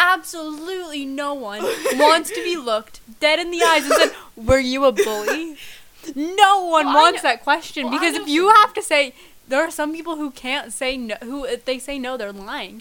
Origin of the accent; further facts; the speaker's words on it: Canada; we're Canadian